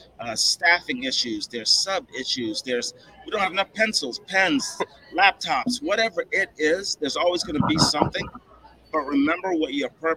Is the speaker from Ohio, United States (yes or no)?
yes; Columbus, Ohio, United States; I'm from Columbus, Ohio.